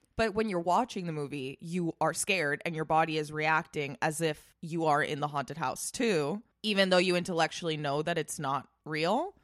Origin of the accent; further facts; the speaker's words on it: Spain; now in United States; when I was growing up in Spain